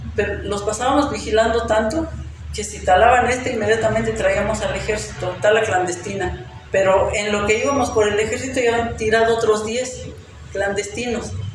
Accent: Zacacuautla, Hidalgo, Mexico; en mi pueblo, alrededor de los años 98, 99, empieza la tala clandestina

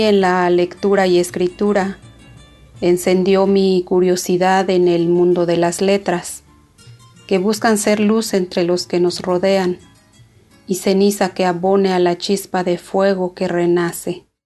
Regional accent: Zipiajo, Michoacán, Mexico; first language Purépecha; Spanish is a second language; originaria de Cipiajo, del municipio de Cueneo, Michoacán. Soy hablante de la lengua purépecha, mi lengua materna

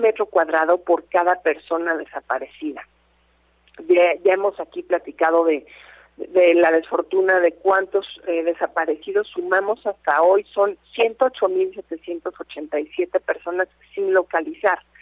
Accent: Mexico; Somos todas las mexicanas y los mexicanos

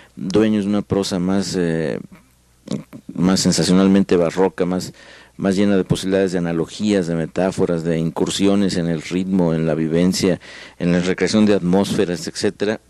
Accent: Mexico

